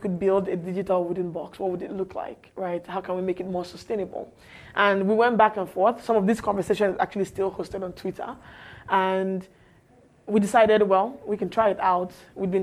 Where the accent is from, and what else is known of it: Nigeria